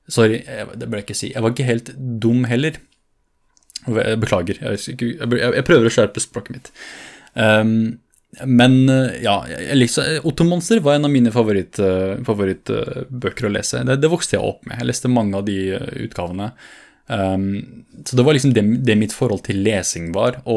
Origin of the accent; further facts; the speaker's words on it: Fredrikstad, Østfold, Norway; Og det, det jeg mener med at jeg vokste opp i Fredrikstad, fordi det var ikke bare det at jeg vokste opp fysisk, men også det der jeg utviklet meg